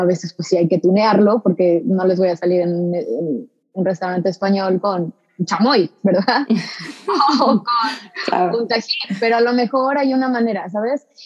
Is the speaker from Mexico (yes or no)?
yes; Xalapa, Veracruz, Mexico; moved away as an adult; now in Houston, United States; Yo crecí en Jalapa, Veracruz